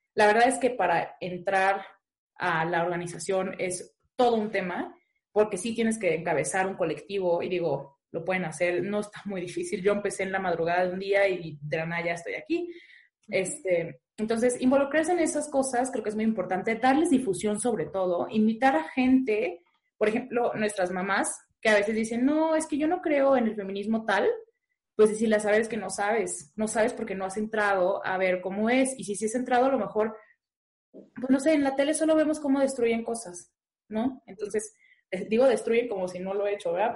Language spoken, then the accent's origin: Spanish; Puerto Vallarta, Jalisco, Mexico; yo soy de Puerto Vallarta y mi colectiva es de Puerto Vallarta